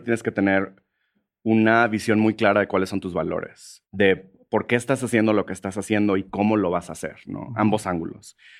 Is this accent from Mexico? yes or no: yes; Monterrey, Nuevo León, Mexico; moved away as an adult; also born or lived in San Francisco, United States; now in Mexico City, Mexico; yo, crecí en Monterrey, que es una ciudad relativamente conservadora